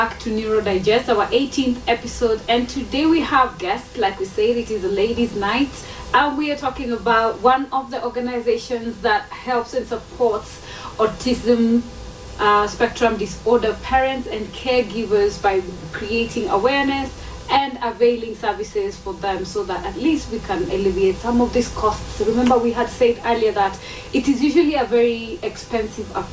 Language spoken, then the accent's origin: English; Kisii County, Kenya; we're both from Kissy.